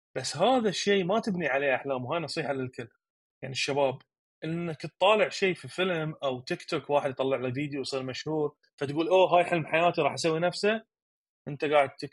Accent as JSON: {"language": "Arabic", "country": "Bahrain", "said": "عندنا في البحرين"}